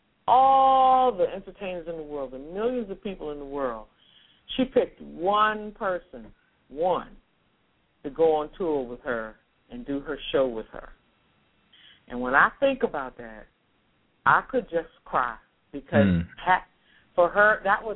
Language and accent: English; Washington, District of Columbia, United States; I grew up in Washington, D.C., on 16th Street Northwest, 16th and Corcoran, 12 blocks from the White House